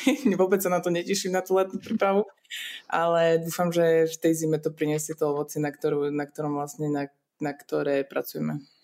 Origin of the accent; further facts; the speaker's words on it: Liptovský Mikuláš, Žilina Region, Slovakia; also born or lived in Czech Republic; ja som sa narodila v Česku, aj mamina bola Češka, takže my sme vlastne, aj rodin, vlastne polku rodiny mám ešte stále v Česku, takže ja to berem tak nejak automaticky, že som tu, tam a, a nejak to nerozlišujem, ale žijem celý život e, v Liptovskom Mikuláši na Slovensku